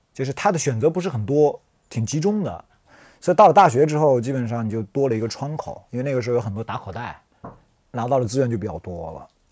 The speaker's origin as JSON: {"language": "Chinese", "area": "Anhua County, Yiyang", "region": "Hunan", "country": "China", "tie": "born or raised there", "moved": "as an adult", "said": "我在乡下出生，我到高中我们才搬到那个县，阴阳下面的一个县，安化县，就现在产最多的安化黑茶的那个县，然后读了三年"}